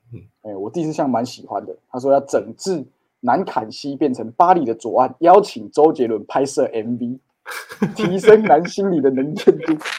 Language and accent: Chinese; Tainan, Taiwan; 我们台南人